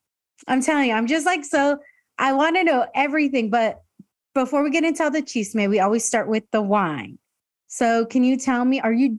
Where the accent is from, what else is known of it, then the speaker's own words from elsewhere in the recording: Escondido, California, United States; But I mean, I grew up in Escondido. So I am like, you know, very binational kid growing up and going to Tijuana all the time with my family.